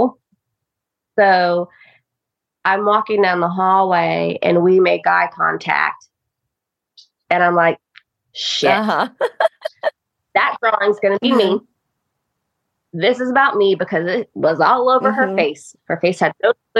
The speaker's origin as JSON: {"language": "English", "region": "Ohio", "country": "United States", "also_born_or_lived": "Greensboro, North Carolina", "moved": "yes", "lives_now": "North Carolina, United States", "said": "I'm from Ohio. Have family in Michigan too. My dad's from Michigan"}